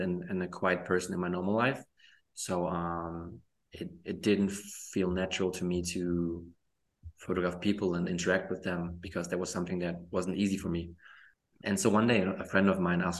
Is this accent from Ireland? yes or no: no; Germany; also born or lived in Poland; I was born in Poland, but I moved to Germany when I was 4 years old